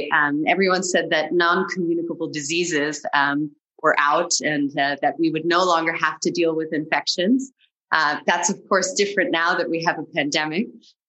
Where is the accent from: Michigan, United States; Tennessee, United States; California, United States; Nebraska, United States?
California, United States; moved away as an adult; now in Germany; I'm German, but I grew up in California.